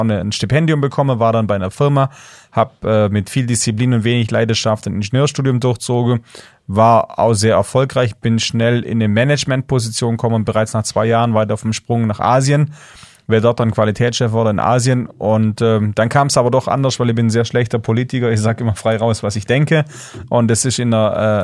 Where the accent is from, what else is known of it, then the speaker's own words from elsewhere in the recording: Swabian Jura, Baden-Württemberg, Germany; ich bin in einer kleinen Ortschaft aufgewachsen auf der Schwäbischen Alb, 1000 Leute